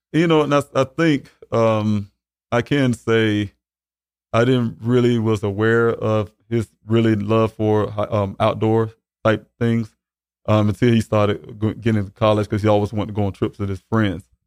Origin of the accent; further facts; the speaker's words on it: Columbia, South Carolina, United States; also born or lived in Arizona; I'm from Columbia, South Carolina. Um, been born and raised there.